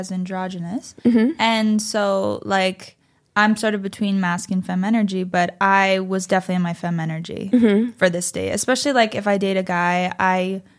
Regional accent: East Coast, United States; It's 11 o'clock at night. I'm from the East Coast. It's 2 a.m.

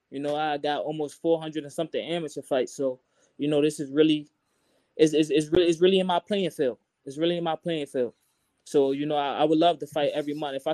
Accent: Brooklyn, New York, United States; I'm from Brooklyn.

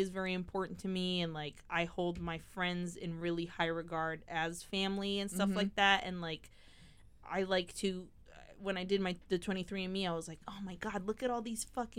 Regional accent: United States; accent: American; also born or lived in England; my American accent.

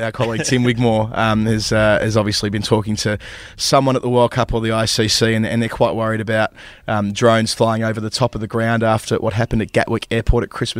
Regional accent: Australia; now in London, United Kingdom; as an Australian

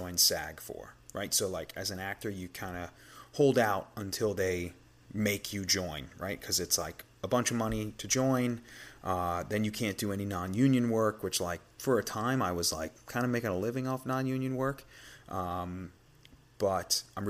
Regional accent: New York, United States; accent: New York; my regular accent, which kind of comes off pretty New York

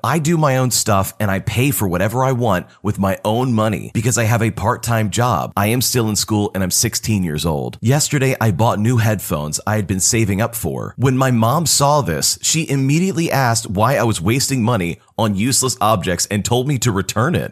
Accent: Toronto, Ontario, Canada; I'm from Toronto

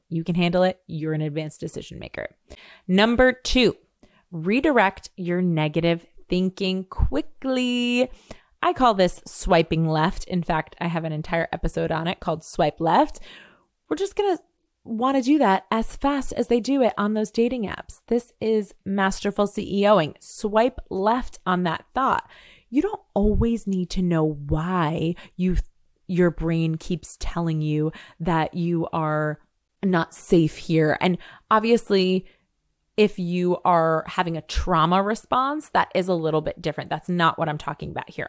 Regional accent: New York, United States; also born or lived in Seville, Spain; I'm a New Yorker

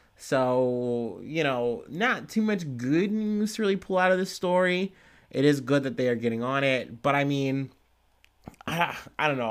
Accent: Ohio, United States; I'm from Ohio

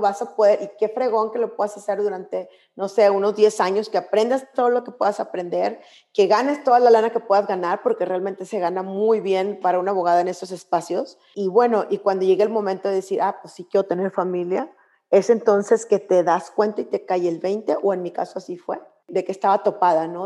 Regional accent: Monclova, Coahuila, Mexico; moved away as an adult; also born or lived in Berkeley; yo soy de Monclova

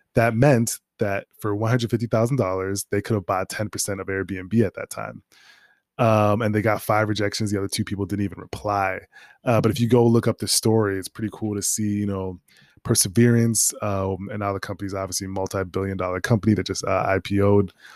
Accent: Minnesota, United States; also born or lived in North Dakota; now in New York, United States; I'm from Minnesota.

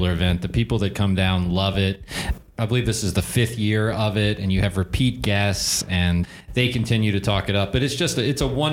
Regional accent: New Orleans, Louisiana, United States; moved away as an adult; also born or lived in Puerto Rico; now in Dominican Republic; I'm originally from New Orleans

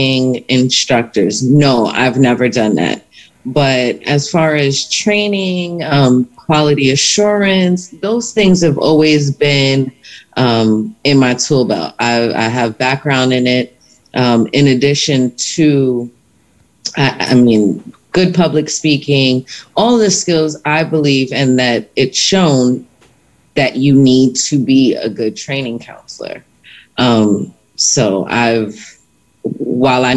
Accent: New York City, New York, United States; moved away as an adult; now in Houston, United States; I'm originally from Brooklyn, New York

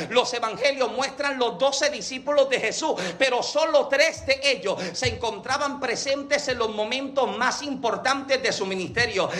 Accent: Yauco, Puerto Rico; yo nací en Yauco, Puerto Rico

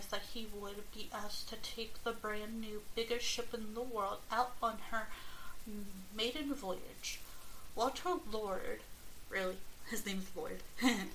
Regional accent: United Kingdom; I am British

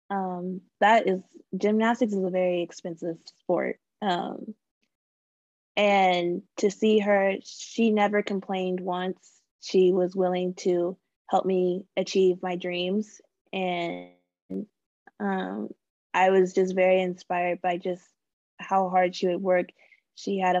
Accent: Carrollton, Texas, United States; also born or lived in Arlington, Texas; So I was born in Texas, born and raised. I was born in Arlington, and then I kind of did a lot of my growing up in Carrollton, Texas.

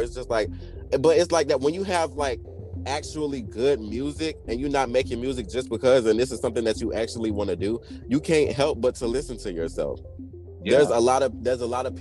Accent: Orangeburg, South Carolina, United States; I'm from Orangeburg, South Carolina

